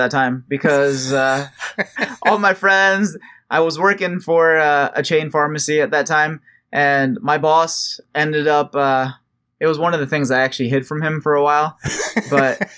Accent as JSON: {"language": "English", "country": "United States", "tie": "born or raised there", "said": "I'm American, I was born here"}